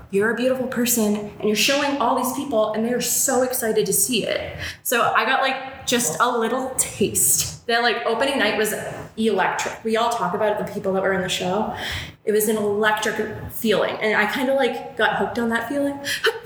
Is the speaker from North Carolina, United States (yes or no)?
no; Worcester, Massachusetts, United States; Worcester because this is my hometown